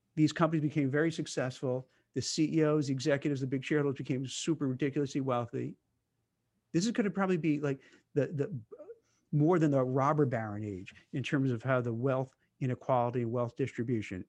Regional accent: Brooklyn, New York, United States; I grew up in Brooklyn

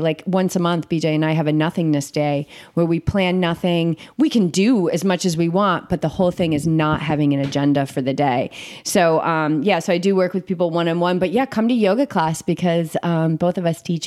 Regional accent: Cape Cod, Massachusetts, United States; moved away as an adult; also born or lived in Boulder, Colorado; I grew up in Cape Cod

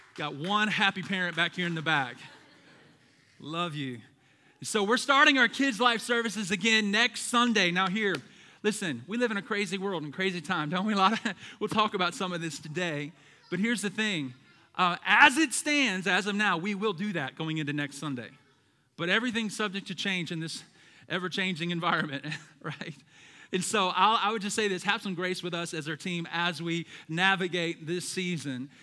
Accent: the South, United States; I'm from the South

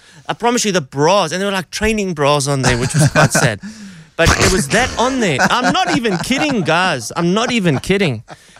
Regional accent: Durban, KwaZulu-Natal, South Africa; now in Johannesburg, South Africa; I'm from Durban.

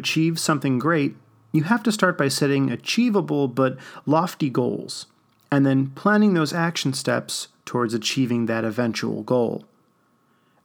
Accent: Wheeling, Illinois, United States; I was privileged enough to grow up in the Chicago suburbs

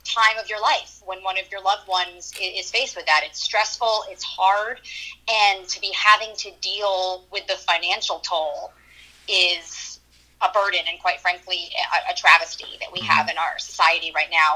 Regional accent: Saugerties, New York, United States; I'm from Saugerties in Ulster County

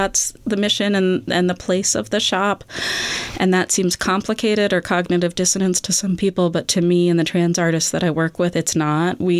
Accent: Boston, Massachusetts, United States; I grew up in the Boston area in the 90s.

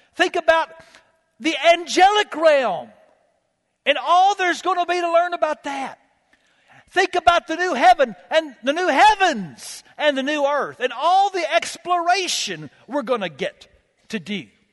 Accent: United States; I'm an American

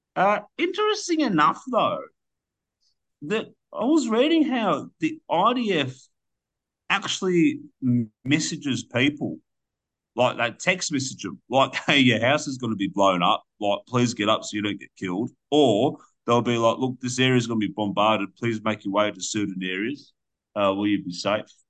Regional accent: Australia; as an Australian that you know, I own the I own the deed to my house

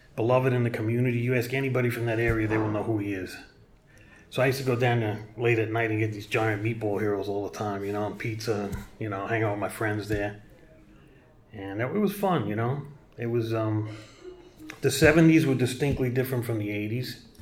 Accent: New York City, New York, United States; moved away as an adult; also born or lived in San Francisco, California / Hong Kong / Japan; I was born in 1965 in Brooklyn, New York. I grew up in East New York, Brooklyn

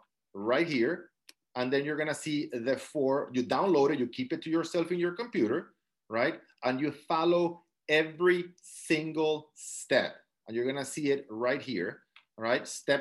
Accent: South Dakota, United States; born there; The only person in this call without an accent is me because I was born in South Dakota, right?

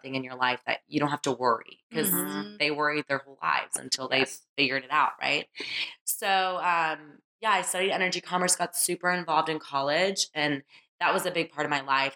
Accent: Sugar Land, Texas, United States; I grew up in Sugar Land

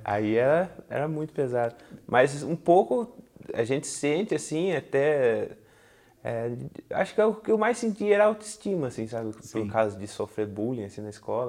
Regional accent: Tatuí, São Paulo, Brazil; fui criado aqui em Tatuí.

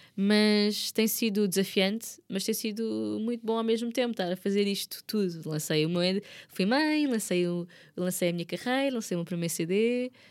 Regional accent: Margem Sul, Lisbon, Portugal; eu sou da Margem Sul

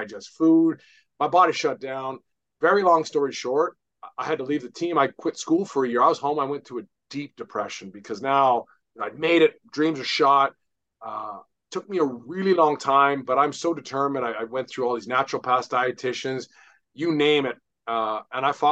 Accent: British Columbia, Canada; my hometown team, the BC Lions

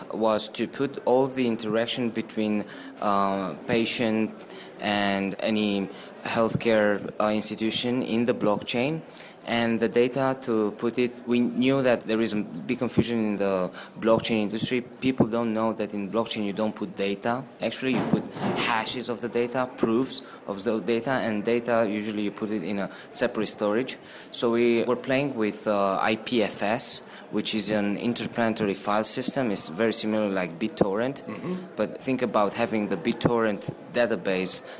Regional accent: Transylvania, Romania; now in Washington, D.C., United States; Originally, I'm from Transylvania. That's a region in Romania, Europe.

